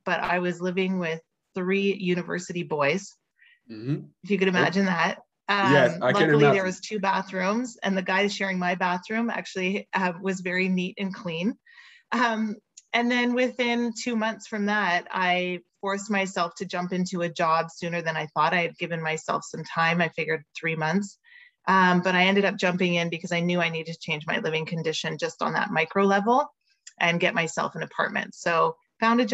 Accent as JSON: {"language": "English", "town": "Montreal", "region": "Quebec", "country": "Canada", "also_born_or_lived": "Vancouver", "moved": "as an adult", "said": "And I'm originally from Montreal"}